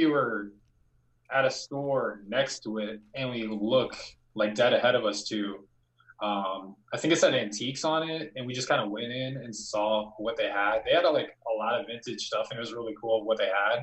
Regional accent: Spokane, Washington, United States; moved away; I was born in Spokane

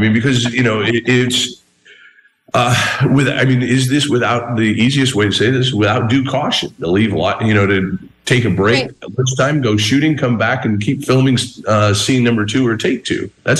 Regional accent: Southern Arizona, United States; I went to Old Tucson as a kid. I grew up in Southern Arizona.

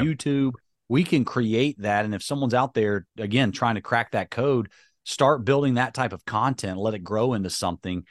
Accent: High Point, North Carolina, United States; because I've grown up in North Carolina

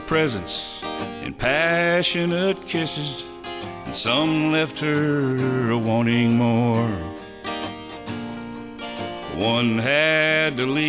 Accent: Atlanta, Georgia, United States; moved away; also born or lived in Nashville, Tennessee / Savannah, Georgia; I'm from Atlanta originally. But I lived in Nashville up there 27 years, and then we came back to Georgia a few years ago, and we lived in Savannah for about 3 years before moving back up here.

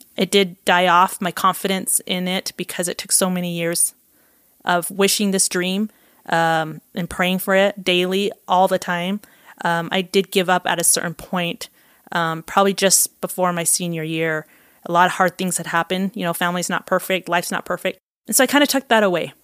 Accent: Provo, Utah, United States; also born or lived in Costa Rica; I grew up in Provo, Utah

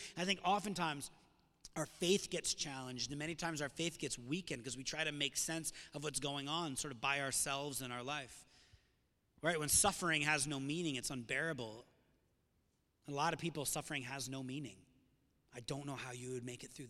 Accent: South County, Rhode Island, United States; Growing up in South County

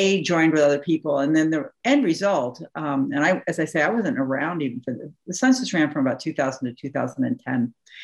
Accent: New England, United States; I come from New England.

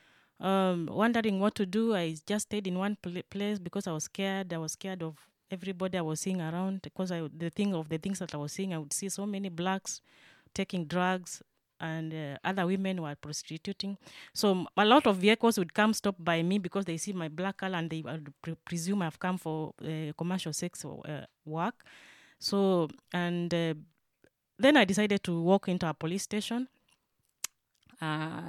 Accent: Kenya; moved away as an adult; now in Germany; I am from Kenya. I have been in Germany for the last 3 years.

